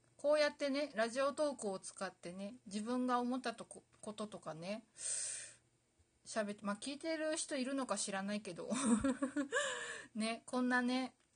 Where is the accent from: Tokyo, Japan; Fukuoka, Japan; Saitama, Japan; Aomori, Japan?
Aomori, Japan; 私実は、あの、青森県出身なんですけど